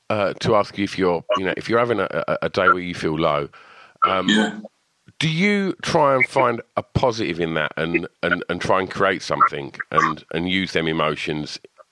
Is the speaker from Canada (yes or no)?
no; Essex, East of England, United Kingdom; I'm from Essex